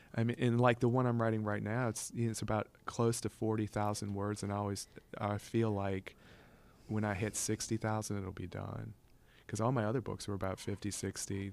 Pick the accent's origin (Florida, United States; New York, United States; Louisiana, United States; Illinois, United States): Louisiana, United States; Covington; also born or lived in New Orleans, Louisiana; we moved from New Orleans when I was about five years old or younger, 'cause I hadn't even started school yet. to Covington